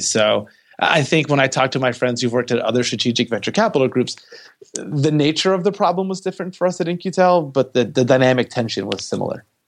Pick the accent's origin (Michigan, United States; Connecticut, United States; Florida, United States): Michigan, United States; Detroit; moved away as an adult; also born or lived in California; I am originally from Detroit, Michigan. I moved out to California to go to school at Stanford